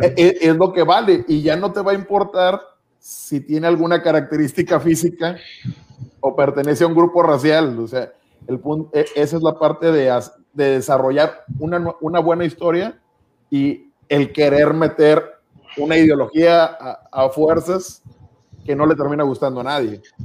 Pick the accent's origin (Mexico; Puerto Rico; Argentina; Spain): Mexico; los mexicanos no somos aztecas tampoco